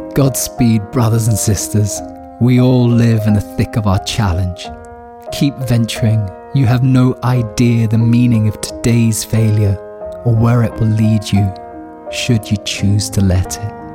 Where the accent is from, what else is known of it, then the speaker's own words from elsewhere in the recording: Scotland, United Kingdom; now in Berlin, Germany; It's a habit formed from growing up in Scotland